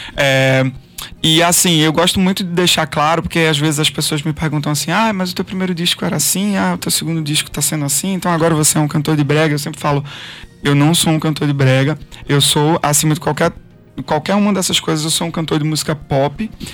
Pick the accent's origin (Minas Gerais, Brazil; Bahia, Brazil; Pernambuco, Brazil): Pernambuco, Brazil; eu sou pernambucano